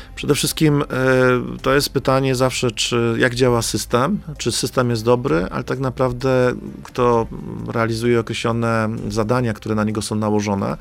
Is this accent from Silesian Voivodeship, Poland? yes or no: yes; Silesian Voivodeship, Poland; Ze Śląska jesteśmy, chyba z Tychów nawet